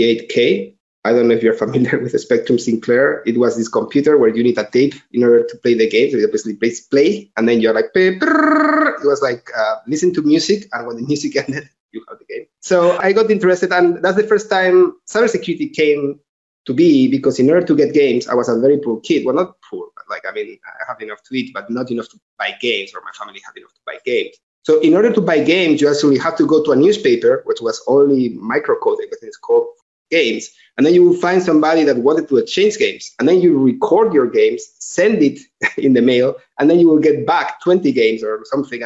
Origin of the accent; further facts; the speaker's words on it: Tarragona, Catalonia, Spain; English is a second language; moved away as an adult; also born or lived in Ciudad Real, Spain / College Park, Maryland, United States / San Francisco, United States; now in Barcelona, Spain; Then I moved to Tarragona, which is in Catalonia. That's where I did my high school